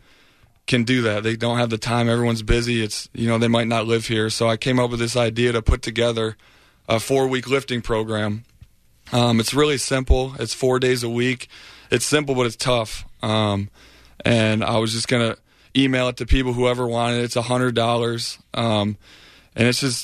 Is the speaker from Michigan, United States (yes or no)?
yes; Michigan, United States; moved away as an adult; now in Tampa, United States; I'm from Michigan